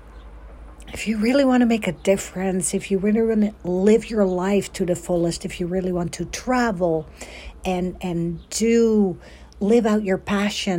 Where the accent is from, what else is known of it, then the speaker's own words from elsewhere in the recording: Netherlands; now in United States; a born and raised Dutch girl, and then growing up in America